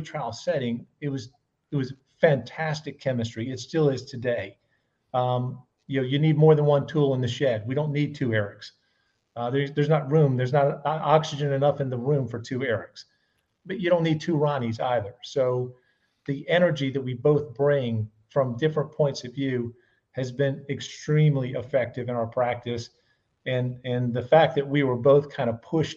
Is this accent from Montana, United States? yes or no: no; Charleston, South Carolina, United States; I'm very much a South Carolinian, born and raised in Charleston